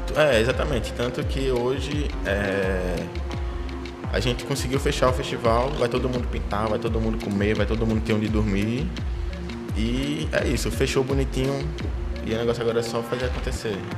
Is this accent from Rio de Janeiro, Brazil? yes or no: no; Paulista, Pernambuco, Brazil; also born or lived in Favela do Bode, Recife; now in Recife, Brazil; eu sou de Maranguape, um lado paulista